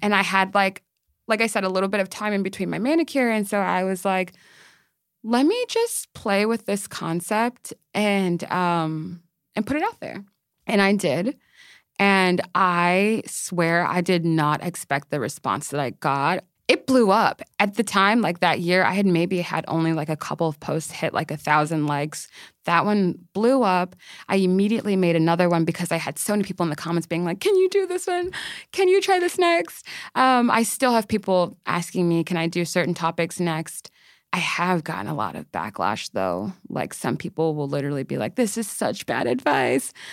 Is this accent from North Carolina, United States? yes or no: no; Maryland, United States; moved away as an adult; now in New York, United States; I am from Maryland. I have, I moved to New York, like, about two, three years ago